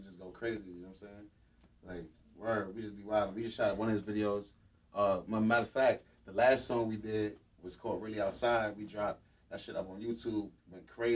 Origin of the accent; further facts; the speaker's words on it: New York City, New York, United States; I'm from Harlem